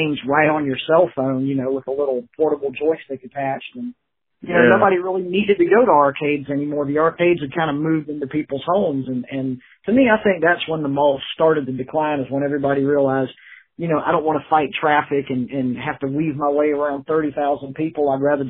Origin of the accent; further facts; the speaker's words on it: Savannah, Georgia, United States; also born or lived in Atlanta; Well, you know, I was originally born and raised in Savannah. I was born in 71 there, and I lived in Savannah most of my life.